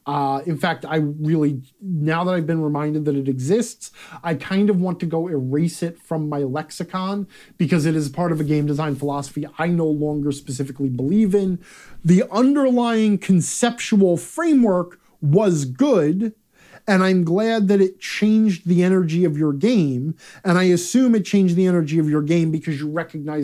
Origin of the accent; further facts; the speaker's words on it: Manitowoc, Wisconsin, United States; I want to call out here in my hometown of Manitowoc, Wisconsin, we have this old-timey ice cream parlor / candy shop that has existed here for forever called Bjornsson's.